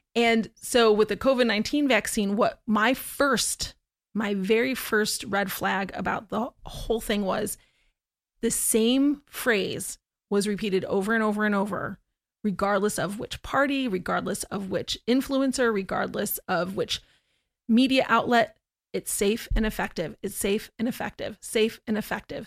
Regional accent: Syracuse, New York, United States; moved away as an adult; also born or lived in Oneida, New York / Florida; I was born in Oneida, in New York, and I grew up my entire childhood in Syracuse, New York

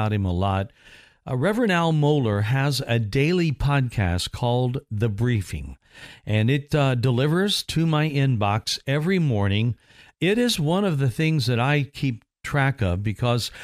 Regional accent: Indiana, United States; moved away; I'm from Indiana, and we would have wind chill factors, the worst of which in my home state was minus 60 during one blizzard that we had

